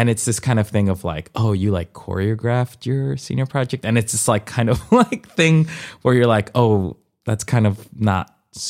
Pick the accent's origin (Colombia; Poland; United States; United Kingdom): Colombia; born there; I've been doing it since I was four, and I was born in Colombia, mm-hmm. and when I was four, I did folkloric dancing